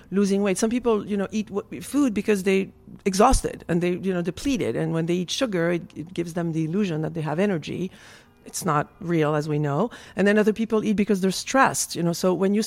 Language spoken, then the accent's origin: English; France; moved away; I'm from France